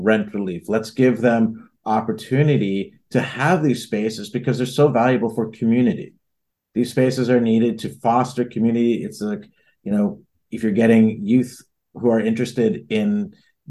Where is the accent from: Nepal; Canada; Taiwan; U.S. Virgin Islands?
Canada; Toronto, Ontario; moved away as an adult; now in Halifax, Canada; I'm from Toronto